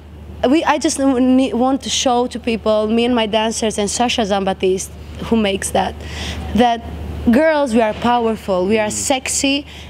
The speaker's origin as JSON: {"language": "English", "country": "Greece", "tie": "born or raised there", "also_born_or_lived": "Albania", "said": "I'm very proud that I'm Albanian. I'm very proud that I grew up in Greece"}